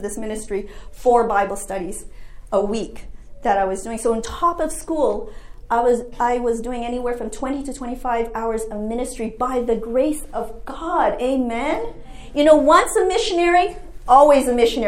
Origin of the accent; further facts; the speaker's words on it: Canada; moved away as an adult; now in United States; I'm an international student, I'm from Canada